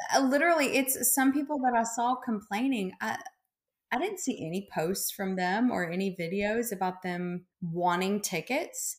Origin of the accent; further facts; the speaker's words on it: Memphis, Tennessee, United States; I'm from Memphis